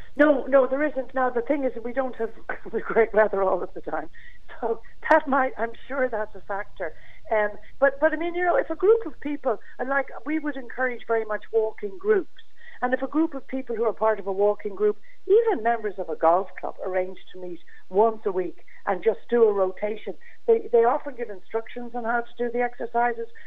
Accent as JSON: {"language": "English", "country": "Ireland", "said": "as Irish people"}